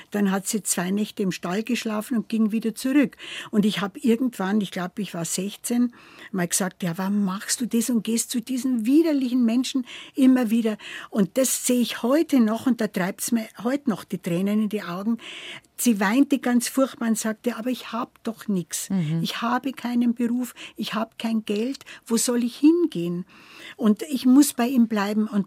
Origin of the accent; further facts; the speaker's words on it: Fichtach, Bavaria, Germany; Äh, ich bin 1941 geboren in Fichtach im Bayerischen Wald, also mitten im Bayerischen Wald, ein äh, kleiner Ort, ja